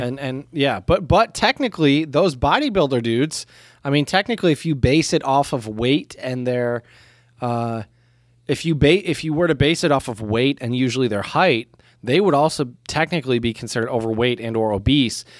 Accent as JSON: {"language": "English", "country": "United States", "said": "in the U S, we are not the type of culture"}